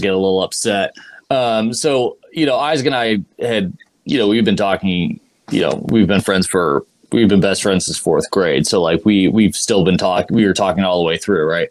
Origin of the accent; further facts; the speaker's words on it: Ohio, United States; moved away as an adult; also born or lived in Boston; we're both from Ohio